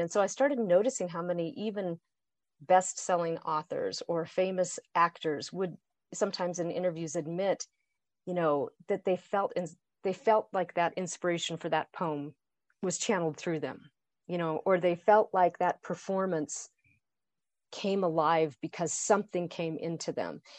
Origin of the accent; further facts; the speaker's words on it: Boise, Idaho, United States; now in Colorado, United States; I grew up in Boise, Idaho. I, I live in Colorado.